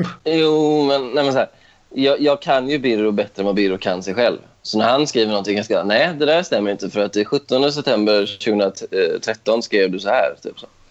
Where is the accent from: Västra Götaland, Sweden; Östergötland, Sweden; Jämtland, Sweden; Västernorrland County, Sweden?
Västra Götaland, Sweden; Stenungsund; moved away as an adult; also born or lived in Ödsmål; now in Stockholm, Sweden; att bara vara hemma i Stenungsund igen.